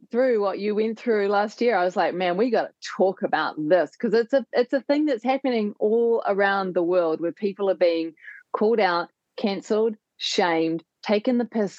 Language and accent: English; New Zealand; also born or lived in Canada; And in New Zealand, we have this thing called tall poppy syndrome.